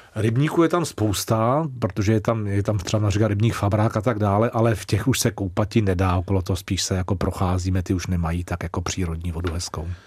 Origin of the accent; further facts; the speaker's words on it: Prague, Czechia; moved away as an adult; now in Úvaly, Czech Republic; jsem Žižkovák, já jsem strávil celé Aha. dětství na Žižkově, takže já jsem Žižkovský kluk